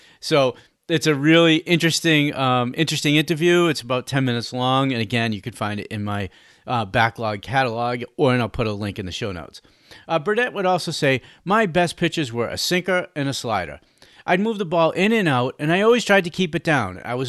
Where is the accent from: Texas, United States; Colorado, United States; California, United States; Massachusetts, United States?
Massachusetts, United States; Cambridge; We grew up in Boston. We grew up in Cambridge, actually.